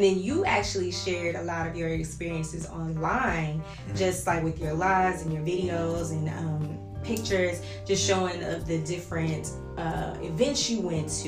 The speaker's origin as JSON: {"language": "English", "region": "Arkansas", "country": "United States", "moved": "yes", "lives_now": "Tulsa, United States", "said": "I'm from Arkansas"}